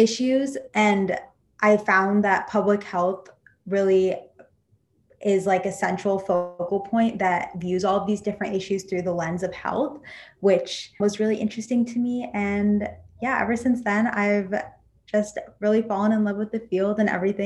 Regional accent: Ames, Iowa, United States; I'm originally from Ames, Iowa

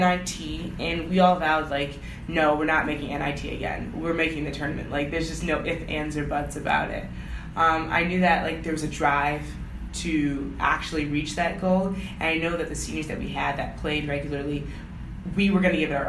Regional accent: Rochester, New York, United States; I'm from Rochester, so it's pretty much home here.

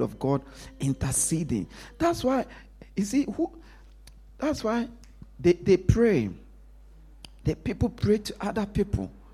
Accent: Ghana; I grew up in Ghana.

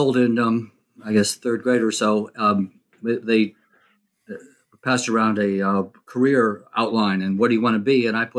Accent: New Jersey, United States; I grew up in New Jersey, suburban kid.

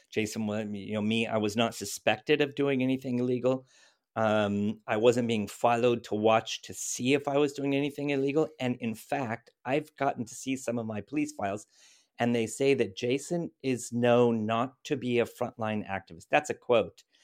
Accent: United States; moved away as an adult; also born or lived in Northern Ireland; now in Berlin, Germany; I'm I'm an American basically. I was born in the states. I grew up there.

